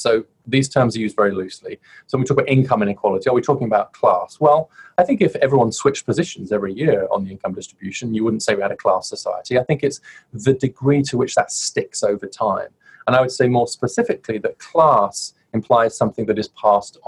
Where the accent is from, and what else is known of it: United Kingdom; moved away as an adult; now in United States